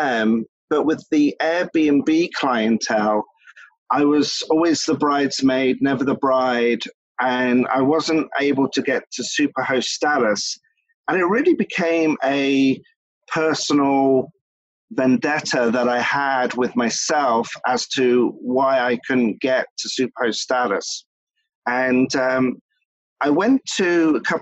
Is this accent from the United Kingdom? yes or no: yes; England, United Kingdom; moved away as an adult; now in Philadelphia, United States; Ever since I was a child, I grew up in England, and my parents were in the hospitality industry